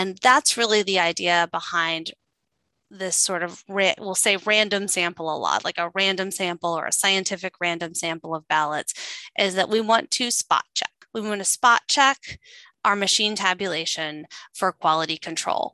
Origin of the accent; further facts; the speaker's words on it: Midwest, United States; I grew up in the Midwest, and my grandmother worked in our small town syringe factory